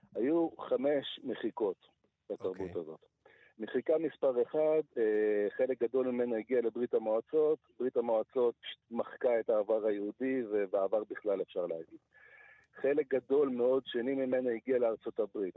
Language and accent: Hebrew; Siberia, Russia; now in Israel; אני נולדתי בסיביר